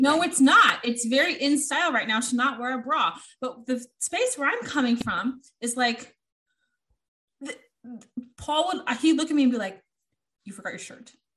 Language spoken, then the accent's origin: English; United States; I'm American